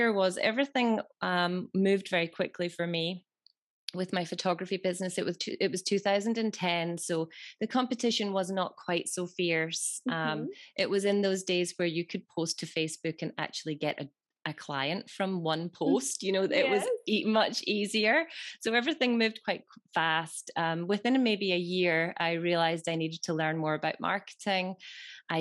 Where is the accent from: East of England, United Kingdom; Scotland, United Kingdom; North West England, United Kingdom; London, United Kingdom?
Scotland, United Kingdom; I'm from Scotland